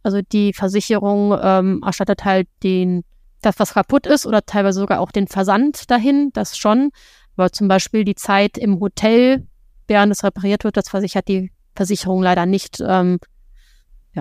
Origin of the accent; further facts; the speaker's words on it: Germany; bei uns in Deutschland